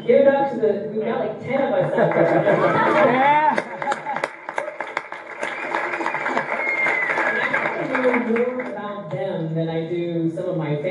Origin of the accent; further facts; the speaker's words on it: Australia; I'm Australian.